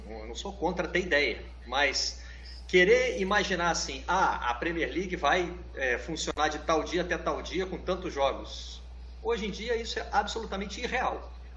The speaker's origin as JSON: {"language": "Portuguese", "town": "Juiz de Fora", "region": "Minas Gerais", "country": "Brazil", "said": "o Tupi de Juiz de Fora, lá da minha cidade"}